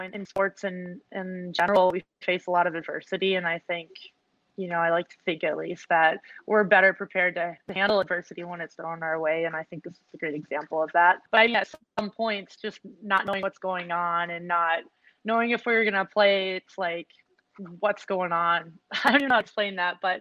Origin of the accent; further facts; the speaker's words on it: Minnesota, United States; I grew up here in Minnesota